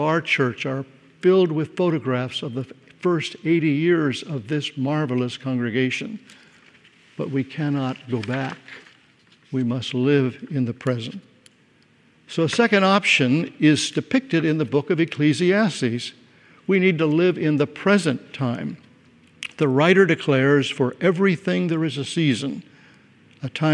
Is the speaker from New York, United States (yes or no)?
no; Glendale, California, United States; I grew up in Glendale, graduated from Glendale High School